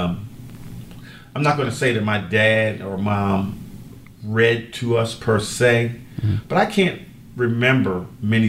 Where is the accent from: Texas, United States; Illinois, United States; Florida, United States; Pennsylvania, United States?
Pennsylvania, United States; Philadelphia; born or raised there; moved away as an adult; now in Savannah, United States